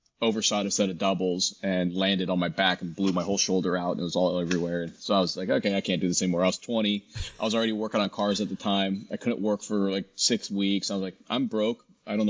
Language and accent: English; Washington, United States; I used downhill ski and backcountry a lot growing up in Washington.